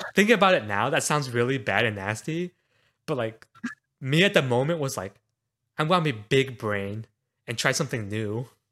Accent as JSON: {"language": "English", "town": "Houston", "region": "Texas", "country": "United States", "tie": "born or raised there", "said": "growing up in Houston"}